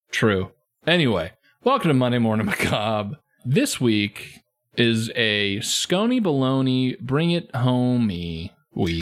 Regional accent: United States; I'm an American.

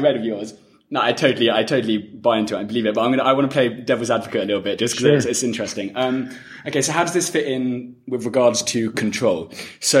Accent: England, United Kingdom; moved away; I'm from England originally

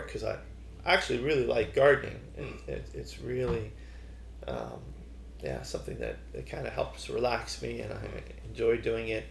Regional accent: Toronto, Ontario, Canada; moved away as an adult; also born or lived in China; now in Thailand; We're from Canada

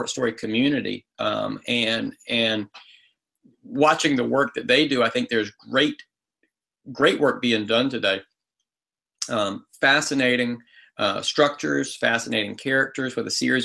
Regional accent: the South, United States; I'm from the South

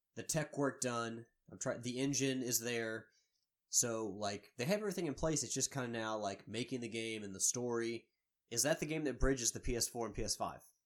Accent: Louisville, Kentucky, United States; I am from Louisville

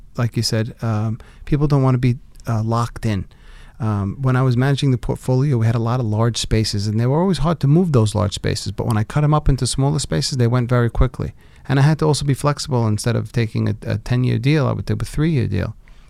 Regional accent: Brooklyn, New York, United States; When I was growing up though, it wasn't as cool when I travel the world and I say I was from Brooklyn. It wasn't like today. Today you say I'm from Brooklyn and people are like, oh wow, Brooklyn, I heard that's so cool.

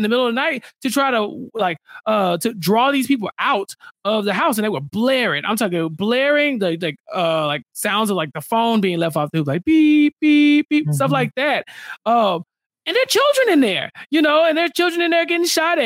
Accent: Houston, Texas, United States; also born or lived in Waco, Texas; I'm very much a Houstonian, but I was born in Waco. And so my entire family is from Waco

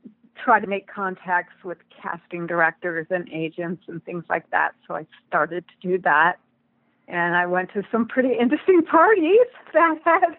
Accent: Michigan, United States; moved away as an adult; also born or lived in New York; I was an actor, singer, dancer out of New York, and I grew up in Michigan

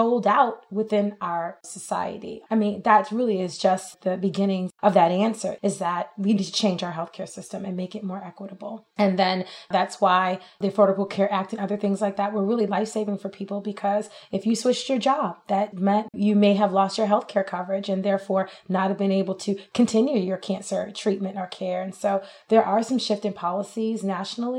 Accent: New York, United States; moved away as an adult; now in Texas, United States; I'm from New York

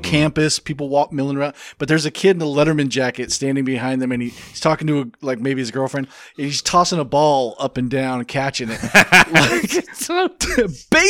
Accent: California, United States; I'm from California.

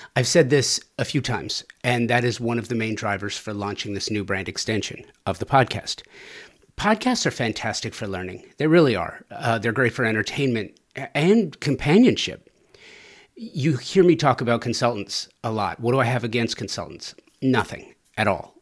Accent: Southern California, United States; growing up in Southern California

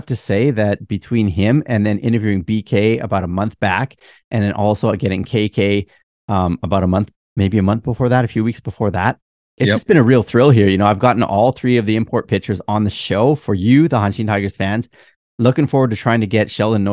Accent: Canada; accent: Canadian; now in Japan; my Canadian accent

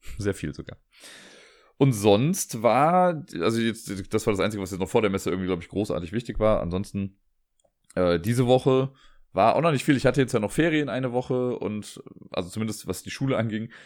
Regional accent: Cologne, North Rhine-Westphalia, Germany; meinte ich ja aus Köln

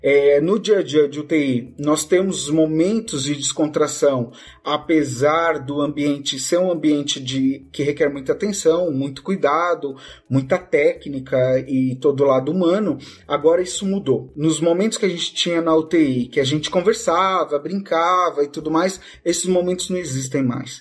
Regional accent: Guarulhos, São Paulo, Brazil; sou de Guarulhos, São Paulo

